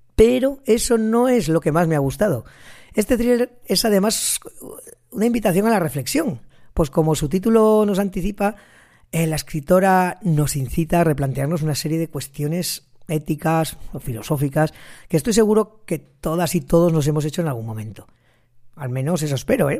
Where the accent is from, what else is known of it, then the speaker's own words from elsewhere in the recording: Ejea de los Caballeros, Aragon, Spain; Geda los Caballeros, que es mi pueblo